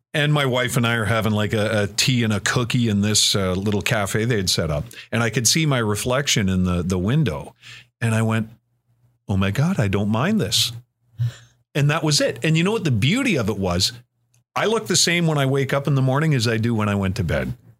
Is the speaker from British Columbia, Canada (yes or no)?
no; Cobourg, Ontario, Canada; I grew up in the Coburg area